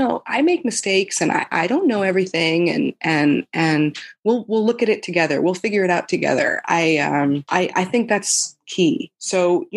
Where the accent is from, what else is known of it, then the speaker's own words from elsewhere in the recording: Albuquerque, New Mexico, United States; I grew up in Albuquerque, New Mexico